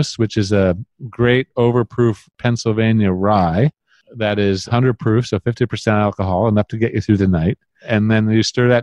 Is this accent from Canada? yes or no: yes; Canada; As a Canadian